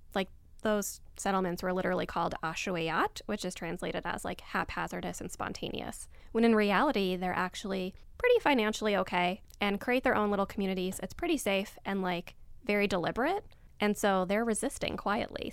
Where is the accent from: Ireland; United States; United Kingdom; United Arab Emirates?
United Arab Emirates; Abu Dhabi; moved away; also born or lived in Egypt; I grew up in Abu Dhabi, so in the Middle East, and I'm Egyptian, but I don't spend any time there anymore